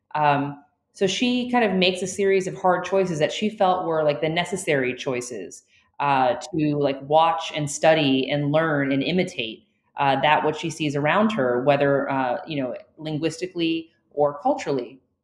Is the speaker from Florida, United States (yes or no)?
yes; Florida, United States; When I was born, I was born in Florida, and I am a part of a Cuban American family on one side